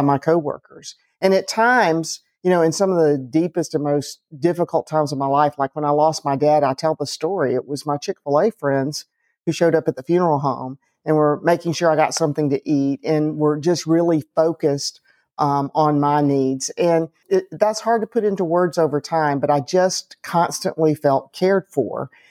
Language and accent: English; Atlanta, Georgia, United States; I grew up in Atlanta